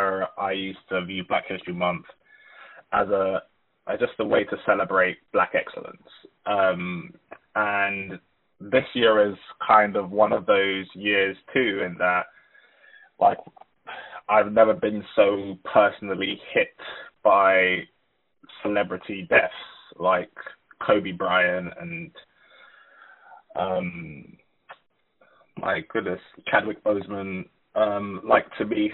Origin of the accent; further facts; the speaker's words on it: United Kingdom; I'm from Ghanaian heritage, but was born and raised in the UK.